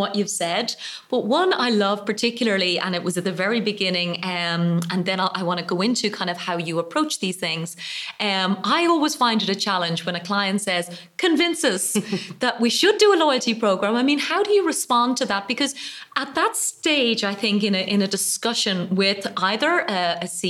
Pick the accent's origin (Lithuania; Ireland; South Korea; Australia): Ireland; I am an Irish woman